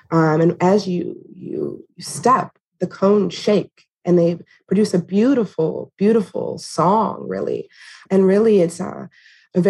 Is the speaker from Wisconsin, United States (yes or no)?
yes; Green Bay, Wisconsin, United States; also born or lived in Oneida Reservation; I was born in Green Bay, which shares a border with the Oneida Reservation